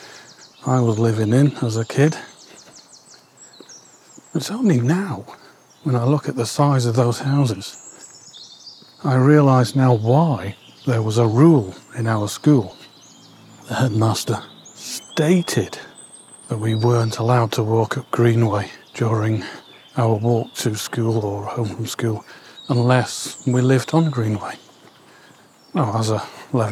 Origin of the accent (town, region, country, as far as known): Warrington, North West England, United Kingdom; born or raised there; also born or lived in Stockton Heath